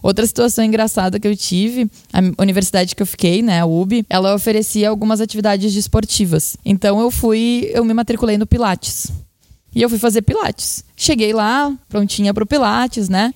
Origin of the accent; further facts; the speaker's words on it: Porto Alegre, Rio Grande do Sul, Brazil; sou porto-alegrense, então sempre morei minha vida toda aqui